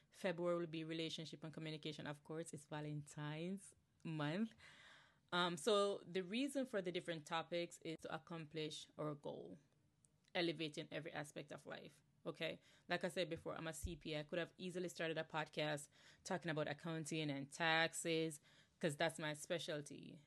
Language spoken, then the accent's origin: English; Jamaica; moved away as an adult; now in New Jersey, United States; I'm originally from Jamaica, born and raised, okay, Yardi, straight up Yardi